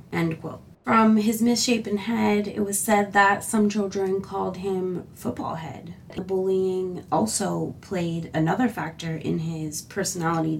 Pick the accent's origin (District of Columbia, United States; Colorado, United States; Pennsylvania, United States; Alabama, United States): Pennsylvania, United States; Philadelphia; I'm originally from Philadelphia. I still live in PA, a little bit further away from where I grew up at.